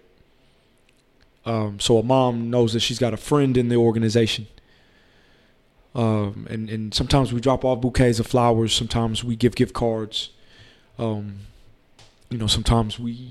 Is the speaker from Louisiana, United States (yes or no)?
yes; New Orleans, Louisiana, United States; also born or lived in Austin, Texas; now in Houston, United States; I'm originally from New Orleans, but I've been in Austin since 1998.